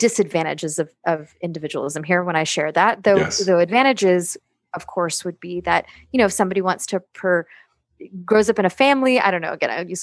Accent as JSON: {"language": "English", "country": "United States", "tie": "born or raised there", "said": "I'm an American. I grew up in this culture"}